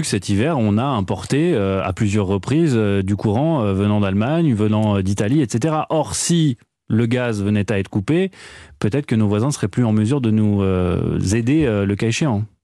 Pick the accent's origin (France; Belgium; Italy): France; chez nous, en France